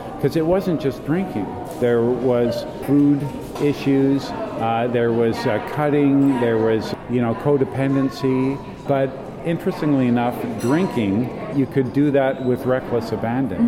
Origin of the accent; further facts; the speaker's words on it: Canada; being a Canadian